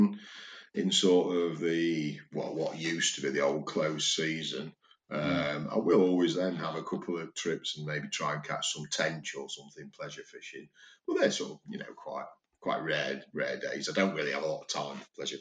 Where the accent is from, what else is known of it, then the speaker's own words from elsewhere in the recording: Chesterfield, East Midlands, United Kingdom; when we were growing up in Chesterfield